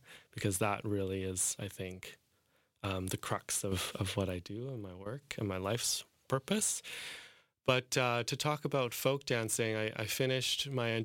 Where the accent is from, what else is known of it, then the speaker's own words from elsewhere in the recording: Calgary, Alberta, Canada; also born or lived in Hong Kong; I grew up in Calgary